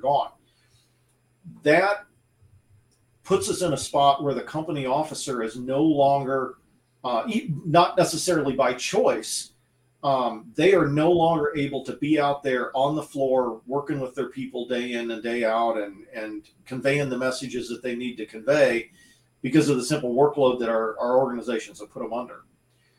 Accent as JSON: {"language": "English", "country": "United States", "tie": "born or raised there", "said": "I grew up in the Quad Cities"}